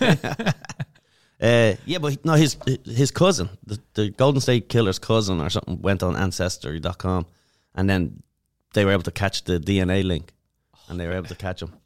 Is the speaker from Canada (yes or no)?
no; Dublin, Leinster, Ireland; moved away as an adult; now in United States; I'm from Dublin